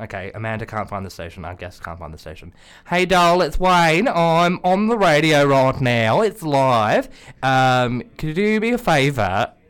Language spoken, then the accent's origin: English; Australia; Well, because I'm Australian and Brexit.